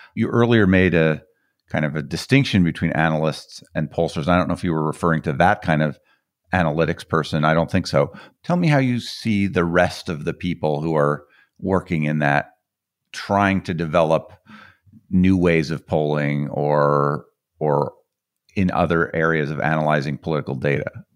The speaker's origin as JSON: {"language": "English", "town": "Boulder", "region": "Colorado", "country": "United States", "said": "I'm from Colorado."}